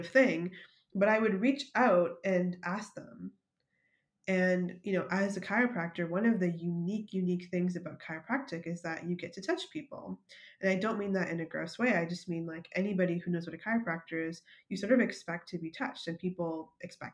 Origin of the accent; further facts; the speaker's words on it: Canada; moved away as an adult; now in United States; I'm Canadian